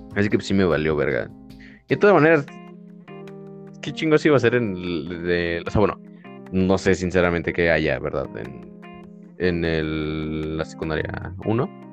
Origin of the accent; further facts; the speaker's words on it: San José el Alto, Querétaro, Mexico; estaba en San José el Alto. Ahí estaba mi primaria